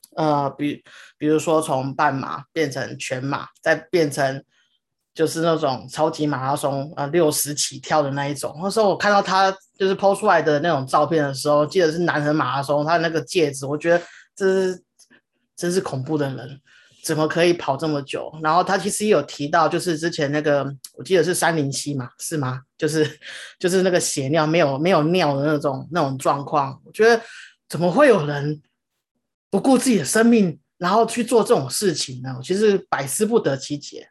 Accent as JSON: {"language": "Chinese", "country": "Taiwan", "said": "我们台湾人的一个就是三大必做的，的一个，的三件事情，登玉山、永都日月潭、环岛"}